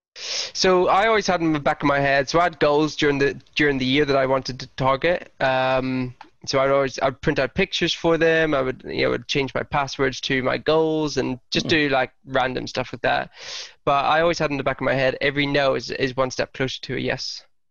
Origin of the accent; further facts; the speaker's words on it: Lurgan, Northern Ireland, United Kingdom; moved away; also born or lived in Hertfordshire; my hometown, Lurgan.